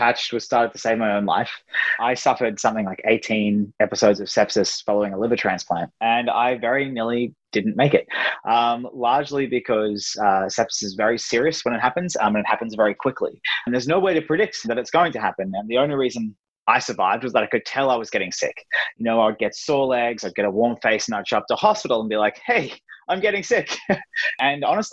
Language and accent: English; Brisbane, Queensland, Australia; I'm from Brisbane